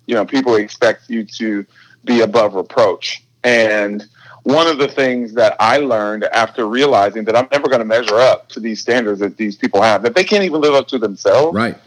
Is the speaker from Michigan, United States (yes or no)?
yes; Detroit, Michigan, United States; now in Redmond, United States; we grew up in Detroit, which is like music city.